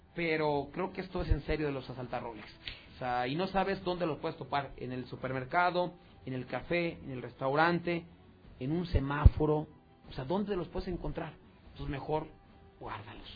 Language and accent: Spanish; Mexico; also born or lived in Aguascalientes; como mexicano